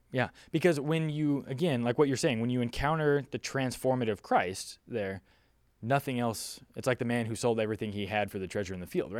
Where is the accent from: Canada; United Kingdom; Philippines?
Philippines; also born or lived in Southern California, United States; now in California, United States; I'm from the Philippines. I grew up in, you know, a developing country in the world